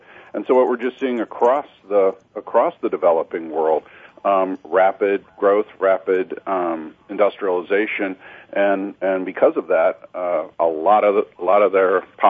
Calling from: Las Vegas, Nevada, United States; Las Vegas, Nevada this morning.

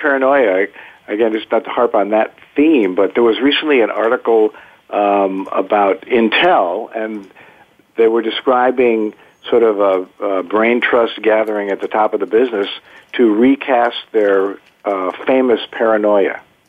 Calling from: Wilton, Connecticut, United States; I'm calling from my home office in the Woodburbs of Wilton, Connecticut, about an hour, not too far from Bryan, actually kind of up in northeast suburbs, if you will.

